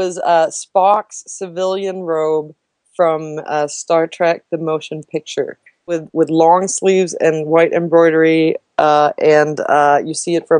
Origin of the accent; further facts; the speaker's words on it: Sweden; moved away; I grew up in Sweden